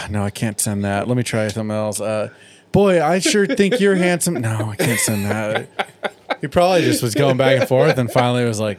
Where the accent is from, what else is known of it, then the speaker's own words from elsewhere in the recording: San Diego, California, United States; growing up in California and in San Diego.